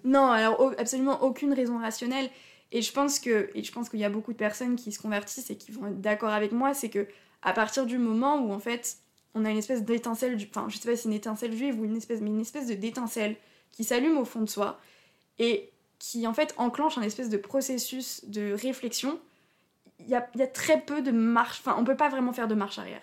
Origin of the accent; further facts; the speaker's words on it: Haut-Rhin, Alsace, Grand Est, France; moved away as an adult; also born or lived in Paris suburbs; j'ai grandi en Alsace, mais j'ai pas grandi vers Strasbourg où il y a plus de, enfin où il y a une grande communauté juive. J'ai grandi plutôt du côté du Haut-Rhin